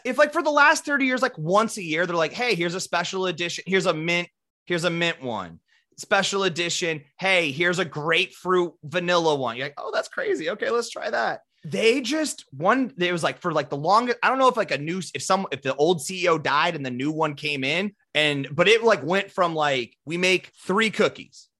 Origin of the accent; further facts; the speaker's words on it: Midwest, United States; we're from the Midwest